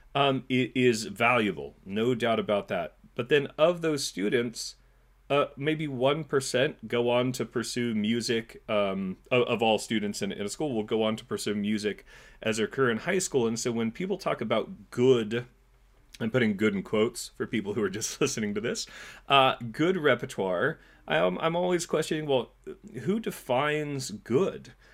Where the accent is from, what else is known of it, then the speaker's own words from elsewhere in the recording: California, United States; moved away as an adult; also born or lived in New York City / Montclair, New Jersey; now in New Jersey, United States; I grew up in California